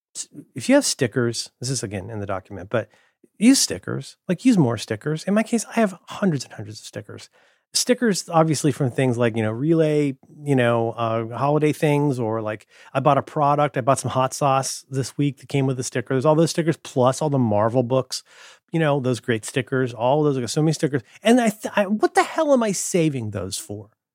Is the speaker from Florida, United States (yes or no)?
no; Ohio, United States; moved away; I'm from Ohio.